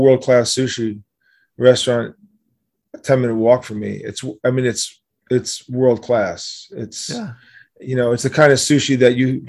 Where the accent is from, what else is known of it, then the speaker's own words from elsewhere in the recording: New York City, New York, United States; Yes, I am.